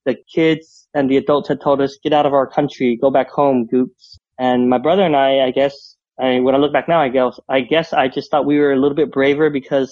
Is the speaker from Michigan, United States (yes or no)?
no; Utah, Southern California, United States; we moved out from Utah. We moved out to Southern California where his side of the family lived